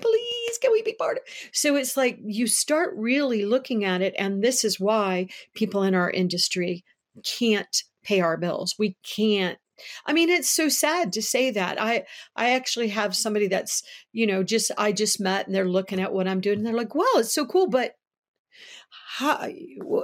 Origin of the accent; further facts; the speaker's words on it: United States; I am an American. I am proud to live in the United States